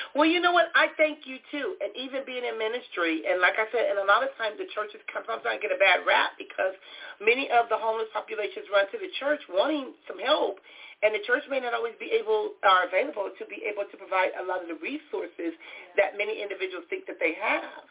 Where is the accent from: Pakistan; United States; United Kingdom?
United States; Compton, California; growing up in Compton, we had Skid Row